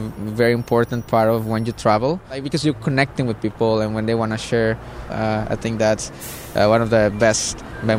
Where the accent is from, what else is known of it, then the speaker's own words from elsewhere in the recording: Mexico; I'm from Mexico.